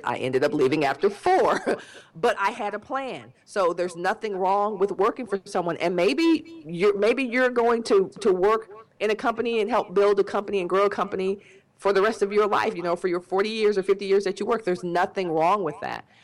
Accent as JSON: {"language": "English", "town": "Dallas", "region": "Texas", "country": "United States", "said": "be close to home because I'm from Dallas"}